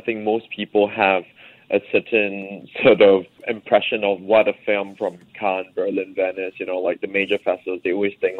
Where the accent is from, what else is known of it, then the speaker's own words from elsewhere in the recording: Singapore; middle-class issues, the financial crisis, growing up in Singapore, you know, migration, and all these things, education.